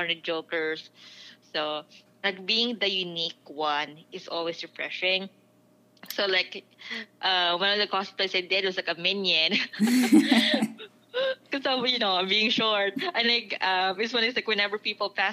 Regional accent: Philippines; now in United States; being Filipino, like, yeah, I'm Asian

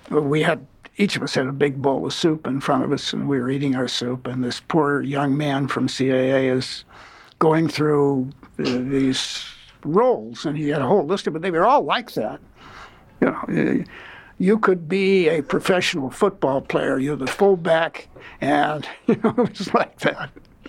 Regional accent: Los Angeles, California, United States; Yeah, I was born in Los Angeles. I'm the only person you ever met who was born in Los Angeles, at least at my age. And I grew up here.

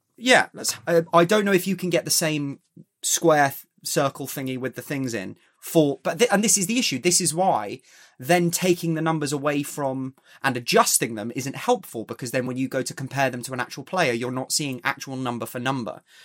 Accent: England, United Kingdom; I want England to do well as an Englishman

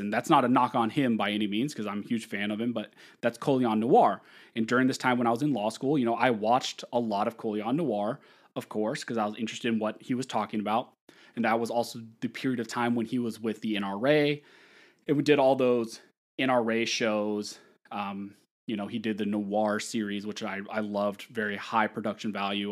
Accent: California, United States; also born or lived in Pennsylvania; a job opportunity in my hometown to work with a local firm

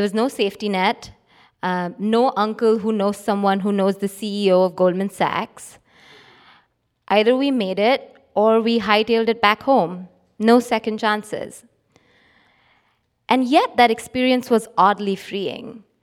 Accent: Mumbai, Maharashtra, India; So I grew up in Bombay in India, where my father was and still is a successful businessman.

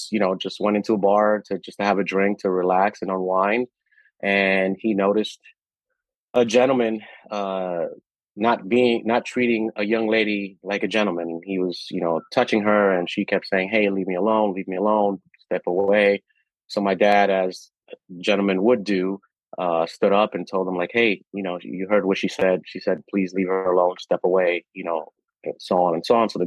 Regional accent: Dominican Republic; born there; so I was born in the Dominican Republic.

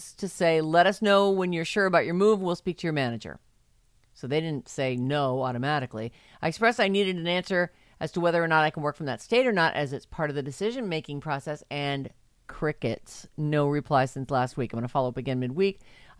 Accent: San Francisco, California, United States; I was born and raised in San Francisco. All my friends and family are here. All of us born in San Francisco for generations.

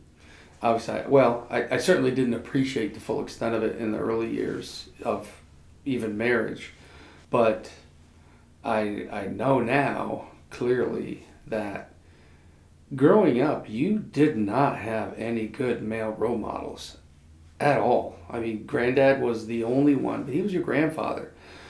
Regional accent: the North, United States; you know, I grew up in the North. It's like we talk with our hands, we talk kind of fast, and I married a Southerner

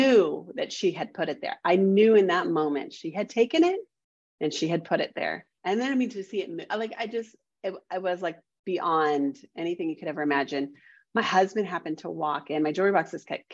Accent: Indiana, United States; We moved back home. I'm from Indiana.

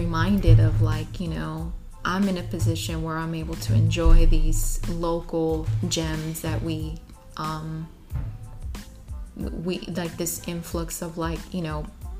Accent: Tepic, Nayarit, Mexico; born there; also born or lived in Jilotepec; I was born in Tepic, Nayarit.

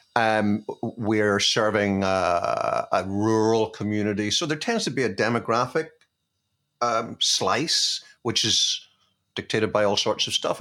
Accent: Belfast, Northern Ireland, United Kingdom; moved away; I grew up in Belfast

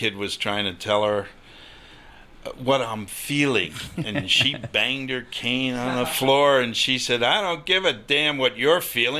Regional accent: Long Island, New York, United States; moved away; also born or lived in New Haven; where I grew up on Long Island.

